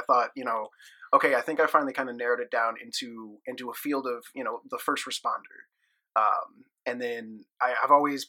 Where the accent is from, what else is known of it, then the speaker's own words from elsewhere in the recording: Florissant, Missouri, United States; worked in a jail in my hometown of Florissant